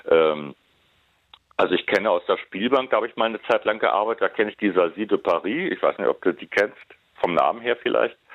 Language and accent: German; Berlin, Germany; born there; Ich wollte, ich wollte Kevin natürlich nur vermitteln, dass ich auch gebürtiger Westberliner bin.